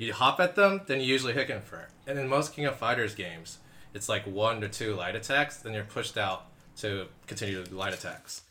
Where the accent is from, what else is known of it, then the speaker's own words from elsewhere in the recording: Philippines; I am Filipino. I did take the word Laban from Tagalog